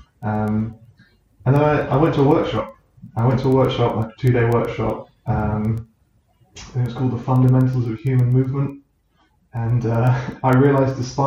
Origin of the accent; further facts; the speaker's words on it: New Forest, South East England, United Kingdom; Growing up in the New Forest, I was outside all the time